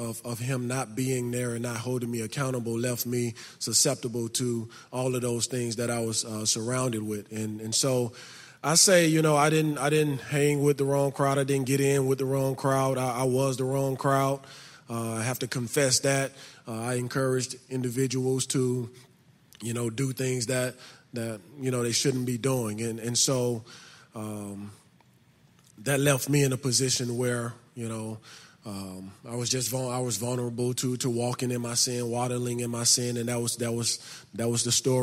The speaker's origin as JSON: {"language": "English", "town": "Birmingham", "region": "Alabama", "country": "United States", "tie": "born or raised there", "said": "I grew up in Birmingham, Alabama. I grew up in the inner city of Birmingham on the north side of it"}